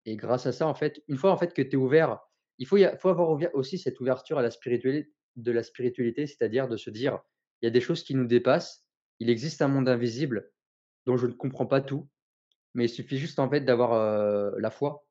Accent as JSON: {"language": "French", "town": "Tours", "region": "Centre-Val de Loire", "country": "France", "tie": "born or raised there", "also_born_or_lived": "Marseille", "moved": "as an adult", "lives_now": "Nîmes, France", "said": "je suis euh, originaire de Tours"}